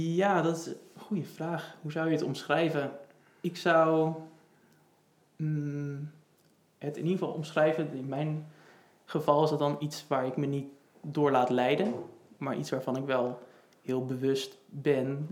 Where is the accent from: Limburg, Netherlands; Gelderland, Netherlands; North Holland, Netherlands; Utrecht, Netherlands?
Utrecht, Netherlands; Houten; moved away as an adult; now in Amsterdam, Netherlands; Ik kom uit Houten, geboren in Houten en ik woon nu in Amsterdam